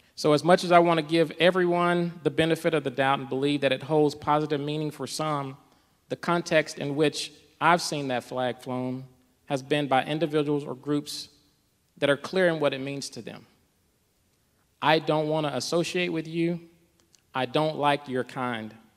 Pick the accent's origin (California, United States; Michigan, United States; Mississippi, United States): Mississippi, United States; I grew up in the South as well, from Mississippi